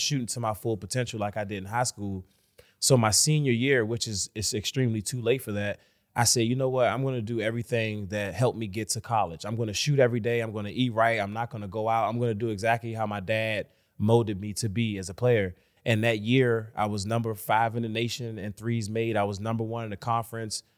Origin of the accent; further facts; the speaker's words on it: Washington, District of Columbia, United States; I'm from Washington, D C, born and raised